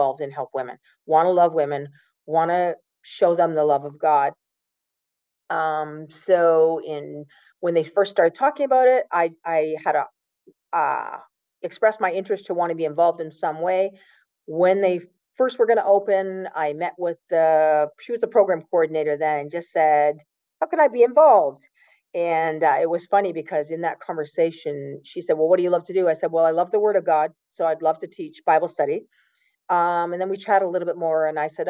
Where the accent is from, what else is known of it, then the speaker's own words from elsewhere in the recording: Woodslee, Ontario, Canada; I grew up in the county. I grew up in Woodsley, the big town of Woodsley in the county